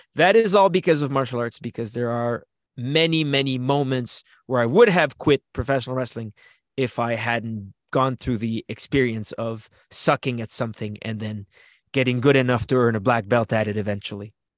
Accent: Canada; As a Canadian wrestler

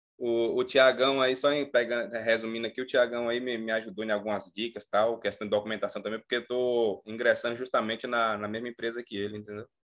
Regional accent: Bahia, Brazil; now in Macaé, Brazil; eu sou da Bahia. Hoje eu estou aqui em, em, Macaé

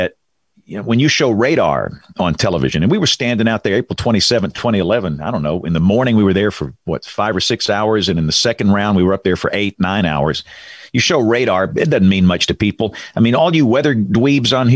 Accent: Greenville, Alabama, United States; moved away; I'm from Greenville, Alabama.

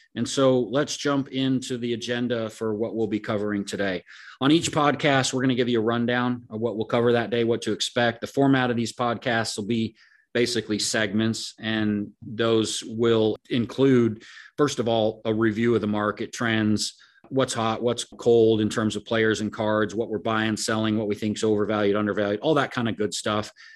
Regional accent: Oregon, United States; I grew up in Oregon, but my family, my dad, and pretty much all my family's from the Denver area

